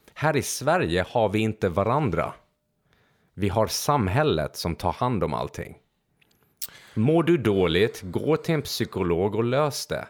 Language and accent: Swedish; Transylvania, Romania; Swedish is a second language; moved away; jag föddes i Transylvanien